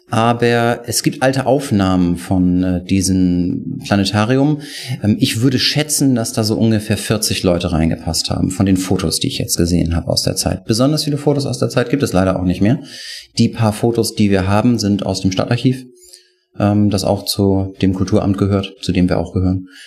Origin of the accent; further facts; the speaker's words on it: Kiel, Schleswig-Holstein, Germany; accent: North German; Ich komme eigentlich aus Kiel. Ähm, daher versteht man mich vielleicht im Süden manchmal nicht ganz so gut, weil ich noch meinen norddeutschen Slang nicht ablegen, kann